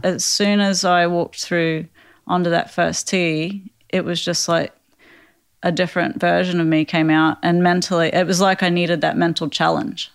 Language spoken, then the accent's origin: English; Queensland, Australia; where I grew up in Australia